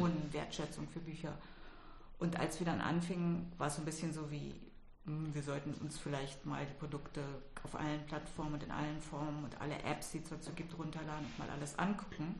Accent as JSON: {"language": "German", "region": "Berlin", "country": "Germany", "tie": "born or raised there", "said": "ich bin ja in Westberlin aufgewachsen"}